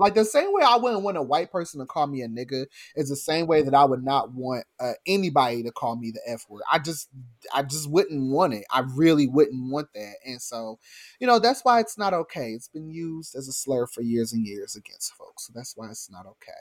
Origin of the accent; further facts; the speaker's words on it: New Jersey, United States; I grew up in South Jersey